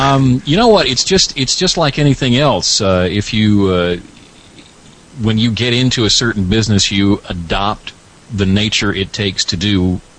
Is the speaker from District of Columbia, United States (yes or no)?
no; Alabama, United States; But I am from Alabama, have been here all my life.